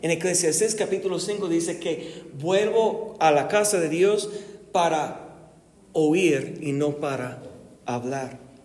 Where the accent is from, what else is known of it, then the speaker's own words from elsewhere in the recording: United States; Spanish is a second language; now in Guadalajara, Mexico; siendo gringo, viviendo aquí en México